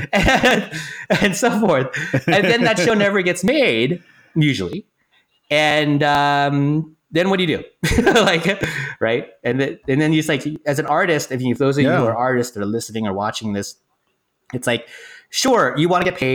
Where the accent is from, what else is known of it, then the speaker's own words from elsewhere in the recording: Silicon Valley, California, United States; now in Los Angeles, United States; I grew up in the Silicon Valley area and I moved down to LA to become a screenwriter.